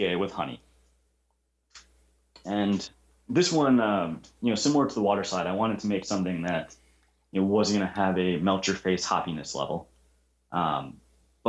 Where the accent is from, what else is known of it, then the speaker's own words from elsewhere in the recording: Wisconsin, United States; also born or lived in Elgin, Illinois / Chicago, Illinois; I was born in Elgin, Illinois. I've lived in Wisconsin most of my life. We moved up here when I was very young